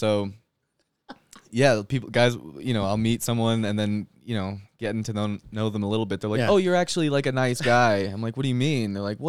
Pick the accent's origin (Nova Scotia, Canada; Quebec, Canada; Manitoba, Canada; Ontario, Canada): Manitoba, Canada; Winnipeg; now in Salt Lake City, United States; so I grew up in Canada